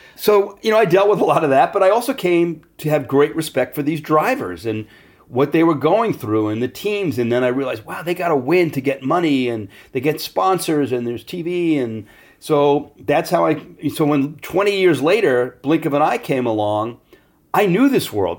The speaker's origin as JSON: {"language": "English", "town": "Great Neck", "region": "New York", "country": "United States", "tie": "born or raised there", "said": "I was growing up in Great Neck, New York, which is a uber Jewish sub-, suburb of Manhattan."}